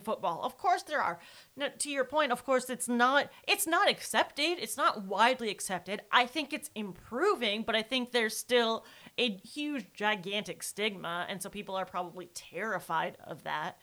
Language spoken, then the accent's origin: English; Wisconsin, United States; I am from Wisconsin